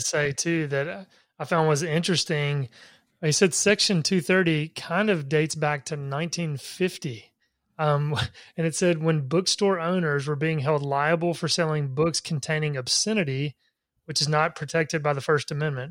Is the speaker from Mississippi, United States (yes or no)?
yes; Laurel, Mississippi, United States; my hometown of Laurel, Mississippi